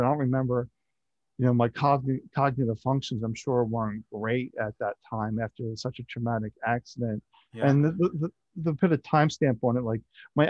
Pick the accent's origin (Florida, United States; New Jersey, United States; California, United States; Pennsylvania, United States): Pennsylvania, United States; Philadelphia; I was born in Philadelphia and I just grew up just outside Philadelphia